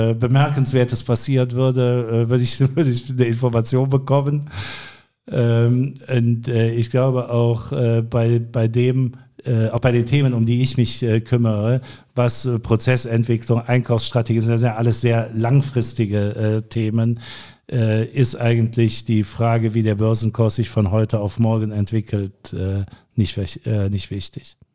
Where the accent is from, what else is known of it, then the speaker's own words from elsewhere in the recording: North Rhine-Westphalia, Germany; Ich ich sehe mich selbst eigentlich auch in dem Zusammenhang als Rheinländer.